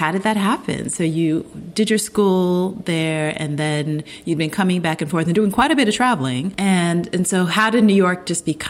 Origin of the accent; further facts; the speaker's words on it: Ghana; but I'm Ghanaian, and the Ghas are Ghan people come from Yoruba land